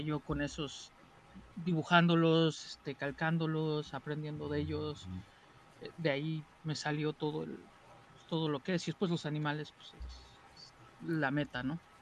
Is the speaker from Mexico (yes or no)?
yes; Mexico City, Mexico; soy de México. Soy chilango.